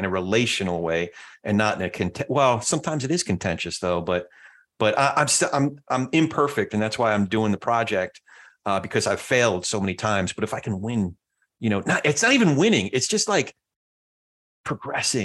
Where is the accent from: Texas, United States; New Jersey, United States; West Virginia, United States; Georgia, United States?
New Jersey, United States; I'm from Jersey